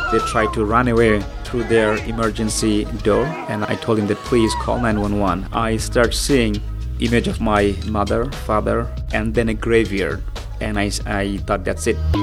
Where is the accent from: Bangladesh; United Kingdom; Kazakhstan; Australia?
Bangladesh; moved away; I'm from Bangladesh.